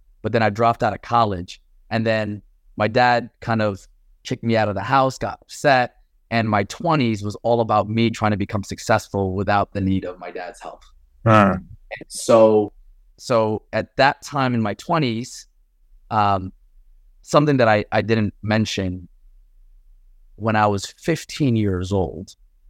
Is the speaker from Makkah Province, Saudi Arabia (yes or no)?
yes; Mecca, Makkah Province, Saudi Arabia; born there; So I was born in Mecca, Saudi Arabia, to a Muslim Syrian father and a Buddhist Thai mother who converted to Islam for my dad.